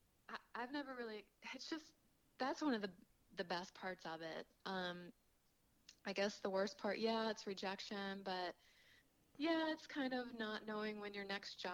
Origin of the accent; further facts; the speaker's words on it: Kentucky, United States; So for me, that's actually hard because I grew up in Kentucky eating fried food and pork chops and mashed potatoes